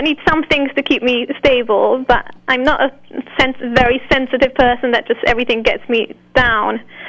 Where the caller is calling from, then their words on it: London, United Kingdom; Yes, I'm calling from London.